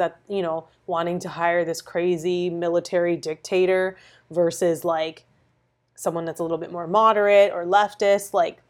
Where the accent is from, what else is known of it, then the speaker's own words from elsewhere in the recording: Brampton, Ontario, Canada; I'm from Toronto. Like, I'm from yeah. Brampton.